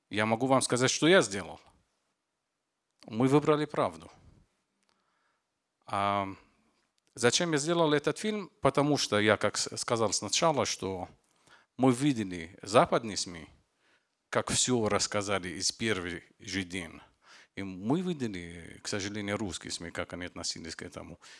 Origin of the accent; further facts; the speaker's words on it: Lebanon; Russian is a second language; Я из Ливана. … Это маленькое государство, а, окружено Сирия и Израиль и Средиземное море. Я из Ливана.